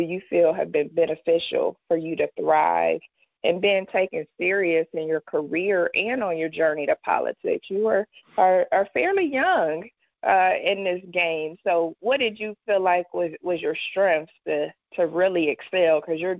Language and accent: English; Dayton, Ohio, United States; I grew up in Dayton, so very similar to Gary in that we were affected by the manufacturing departing.